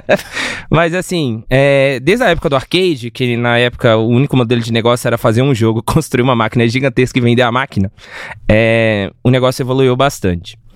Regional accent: Minas Gerais, Brazil; eu sou mineiro, né? Eu sou de uma cidade do lado de Belo Horizonte

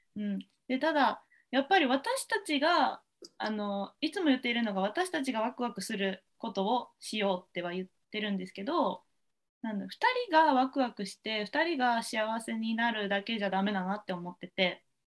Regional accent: Japan; ただ私たちは日本人として生まれてるからには

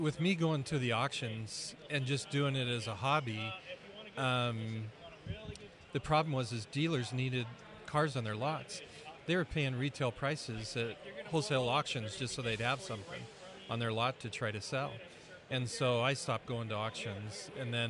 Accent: Spokane, Washington, United States; grew up in Spokane in the first 15 years of my life

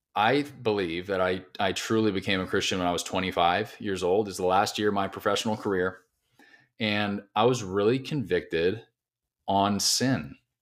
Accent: Southern California, United States; moved away as an adult; now in Nashville, United States; I'm originally from Southern California. I moved to Nashville about five and a half years ago

